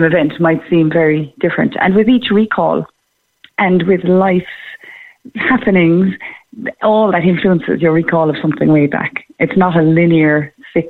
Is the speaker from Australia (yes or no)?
no; Clonakilty, Munster, Ireland; I'm from Clonakilty originally